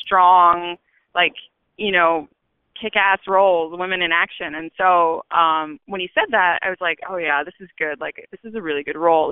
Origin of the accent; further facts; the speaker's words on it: Chico, California, United States; moved away as an adult; now in Los Angeles, United States; I'm from Chico, California, and um, I moved to LA to go to the American Academy of Dramatic Arts